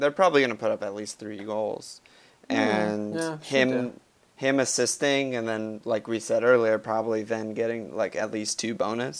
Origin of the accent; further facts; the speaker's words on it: United States; I'm an American